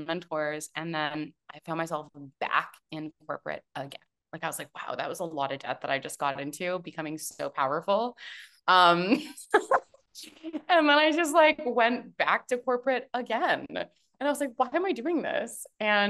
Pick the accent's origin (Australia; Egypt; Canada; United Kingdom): Canada; moved away as an adult; also born or lived in Toronto, Canada / Vancouver, Canada / Vancouver Island, Canada; now in Tulum, Mexico; I'm a Canadian